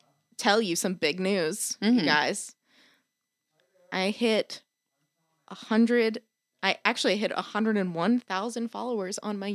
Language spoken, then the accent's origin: English; East Coast, United States; I'm from the East Coast.